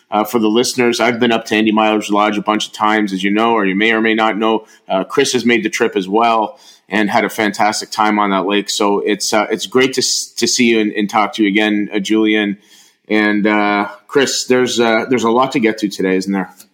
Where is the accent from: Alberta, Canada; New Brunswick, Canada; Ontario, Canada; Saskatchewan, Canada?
Ontario, Canada; Niagara; I'm from Niagara